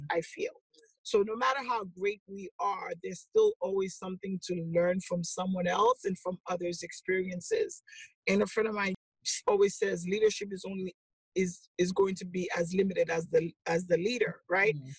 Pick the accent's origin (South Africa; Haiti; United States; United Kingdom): Haiti; moved away; I'm originally from Haiti